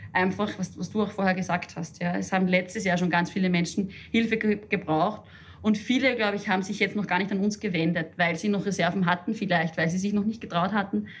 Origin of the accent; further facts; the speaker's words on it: Upper Austria, Austria; moved away; Ich komme aus Oberösterreich und fahre oft zu meinen Eltern nach Hause aufs Land.